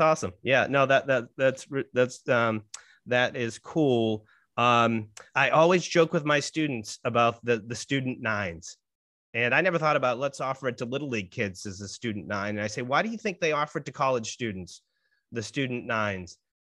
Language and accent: English; Saugus, Massachusetts, United States; Jared and I share a hometown. We're both from Saugus, Massachusetts.